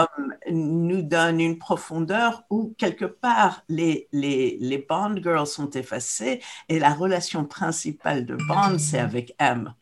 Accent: Morocco; moved away; quand j'étais jeune au Maroc

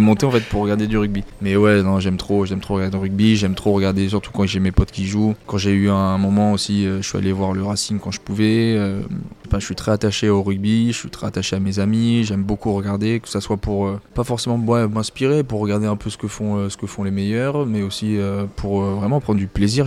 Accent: Paris, Île-de-France, France; now in Perpignan, France; je suis né à Paris, euh, je vivais dans Paris

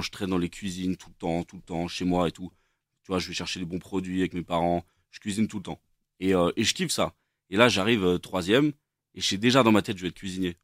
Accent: Versailles, Île-de-France, France; je suis né à Versailles

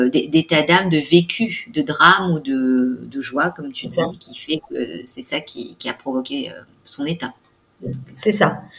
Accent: Gabon; born there; Moi, je suis née au Gabon, je suis d'origine réunionnaise et je suis française.

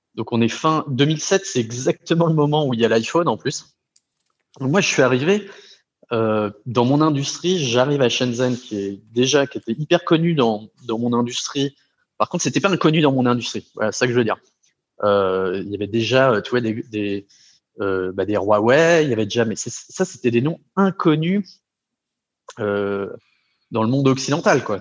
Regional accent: Brittany, France; moved away; je suis breton d'origine.

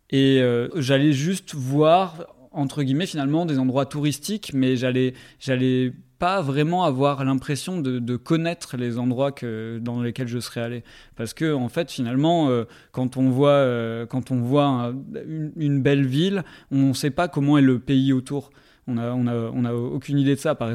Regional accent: Bordeaux, Nouvelle-Aquitaine, France; also born or lived in Paris; Je viens de Bordeaux, enfin, je viens globalement du sud-ouest de la France, on va dire.

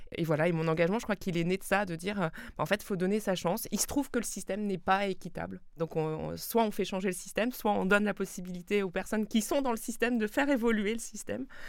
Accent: Alsace, Grand Est, France; moi je suis alsacienne, je suis née euh, euh, et j'ai grandi à quelques kilomètres de, la frontière

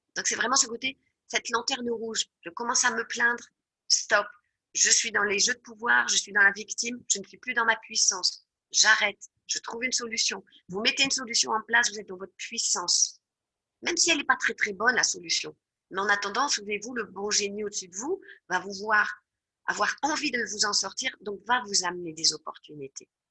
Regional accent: France; moved away; je suis française

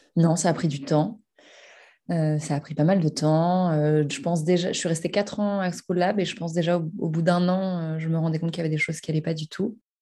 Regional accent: Paris, Île-de-France, France; j'habite et j'ai grandi à Paris

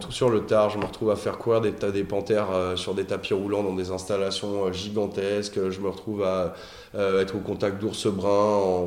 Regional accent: Noisy-le-Roi, Île-de-France, France; also born or lived in Suresnes / Nanterre; now in Paris, France; Je suis né à Suresnes, en banlieue parisienne. J'ai grandi en banlieue parisienne, euh, dans une petite euh, bourgade charmante qui s'appelle Noisy-le-Roi

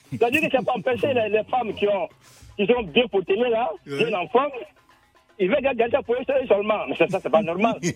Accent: Senegal; je suis sénégalais

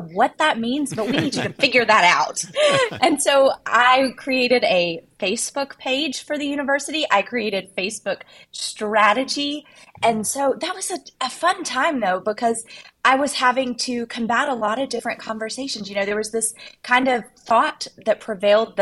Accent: Arkansas, United States; growing up in Arkansas, we have a diamond mine in our state

